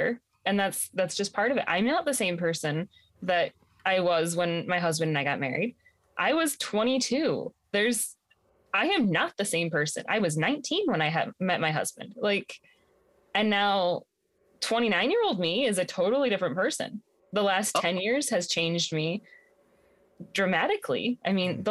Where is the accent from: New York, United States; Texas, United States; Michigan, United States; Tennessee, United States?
Michigan, United States; rural; it was not by choice that's the environment I grew up in. It was just... That was where I lived in rural Michigan.